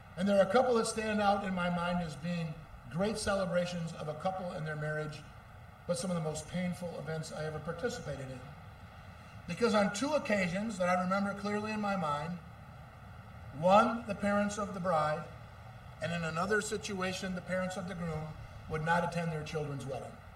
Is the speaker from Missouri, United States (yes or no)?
no; Muskegon, Michigan, United States; I grew up in Muskegon, Michigan